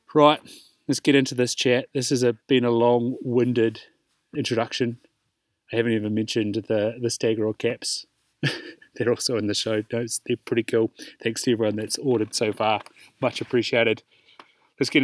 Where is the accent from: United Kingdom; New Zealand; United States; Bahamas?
New Zealand; Invercargill, Southland; in Invercargill, shout out to my hometown, Chaos, which is a salon